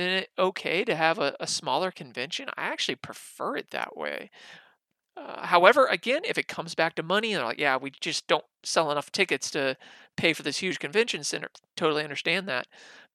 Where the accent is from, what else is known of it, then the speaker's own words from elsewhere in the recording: Texas, United States; my home state of Texas